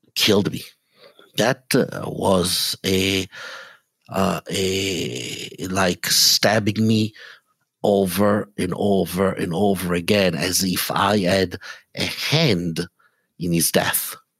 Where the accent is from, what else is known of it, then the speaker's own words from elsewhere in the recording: Italy; English is a second language; moved away as an adult; also born or lived in Israel; now in Atlanta, United States; I was born in Italy, but when I was three months old, my parents and I, and actually, you know, uh, we, we moved to Israel for a few years. So I had, mm, the, the initial years of my life were in Israel. Then we went back to Italy